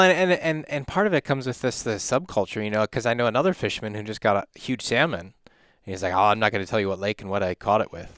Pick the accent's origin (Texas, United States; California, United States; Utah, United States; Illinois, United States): Illinois, United States; now in Wisconsin, United States; I grew up in Illinois, came, moved up here